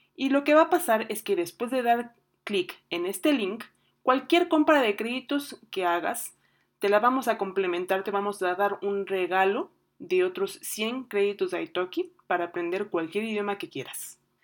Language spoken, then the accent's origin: Spanish; Mexico; yo soy mexicana con eh, madre uruguaya